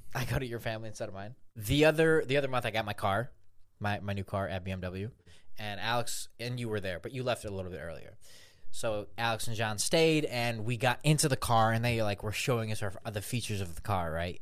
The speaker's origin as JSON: {"language": "English", "region": "Minsk", "country": "Belarus", "tie": "born or raised there", "said": "I was born in Belarus, Minsk specifically"}